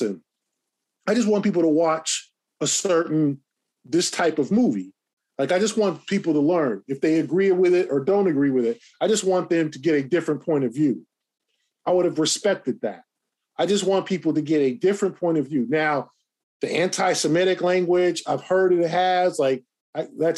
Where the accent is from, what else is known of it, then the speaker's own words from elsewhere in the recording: Los Angeles, California, United States; growing up in Los Angeles